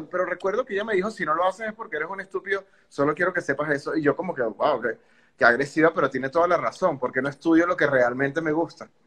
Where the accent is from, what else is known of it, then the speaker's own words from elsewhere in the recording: Venezuela; venezolano, 33 años y pico.